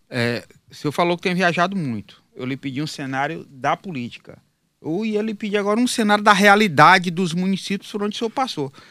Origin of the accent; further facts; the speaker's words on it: Piauí, Brazil; eu sou piauiense